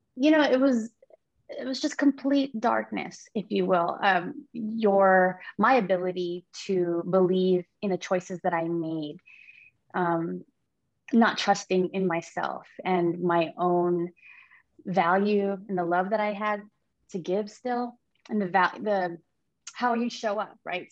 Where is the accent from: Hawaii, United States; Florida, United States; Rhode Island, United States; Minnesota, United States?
Hawaii, United States; now in San Diego, United States; I am from San Diego. I've been here for quite a long time, originally from Hawaii.